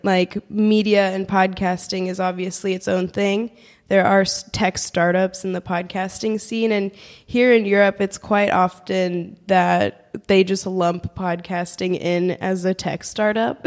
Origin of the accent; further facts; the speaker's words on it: San Francisco, California, United States; moved away as an adult; also born or lived in Washington, D.C. / New Zealand; now in Berlin, Germany; I'm from San Francisco, California, or the San Francisco Bay Area